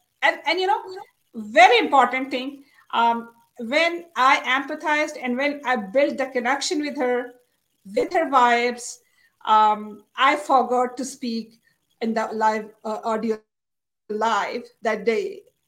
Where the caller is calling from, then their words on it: Islamabad, Islamabad Capital Territory, Pakistan; I'm live from Pakistan, Islamabad.